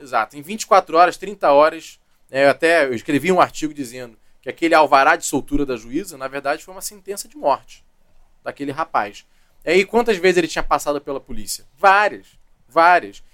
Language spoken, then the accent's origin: Portuguese; Rio de Janeiro, Brazil; also born or lived in Duque de Caxias / Barra da Tijuca; Eu nasci em Caxias, a família é de lá, depois fui criado na ilha